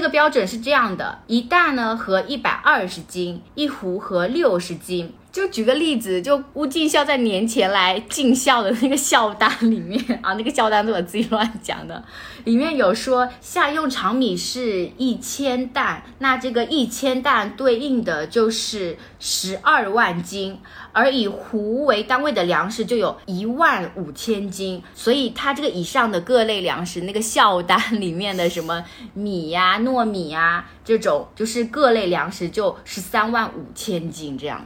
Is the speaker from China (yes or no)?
yes; southern China, China; 因为我是南方人